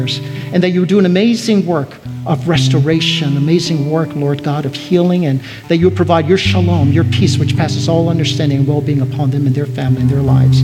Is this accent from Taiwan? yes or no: yes; Taiwan; moved away; I was born in Taiwan. I was surrounded by Buddhism.